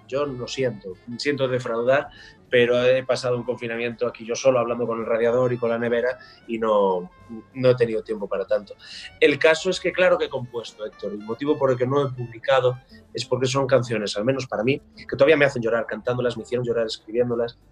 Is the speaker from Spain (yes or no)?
yes; Galicia, Spain; como gallego